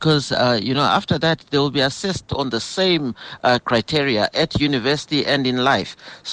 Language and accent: English; Zimbabwe; now in South Africa; I grew up in Zimbabwe